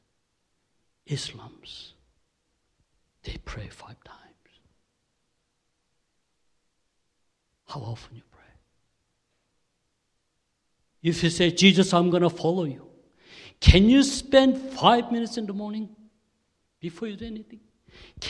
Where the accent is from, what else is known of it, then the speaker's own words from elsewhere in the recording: South Korea; accent: Korean; English is a second language; my Korean accent.